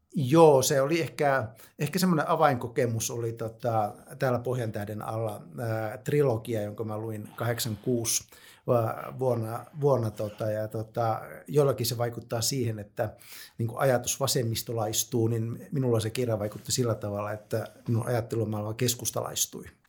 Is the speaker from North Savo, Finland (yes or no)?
yes; North Savo, Finland; mä oon sellaiselta alueelta kotoisin Pohjois-Savosta